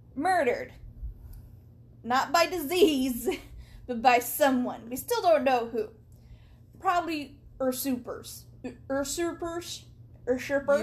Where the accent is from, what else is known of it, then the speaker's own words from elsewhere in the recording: United States; as an American